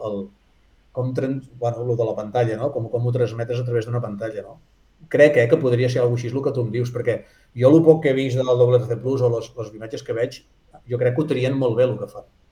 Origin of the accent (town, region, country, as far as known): Girona, Catalonia, Spain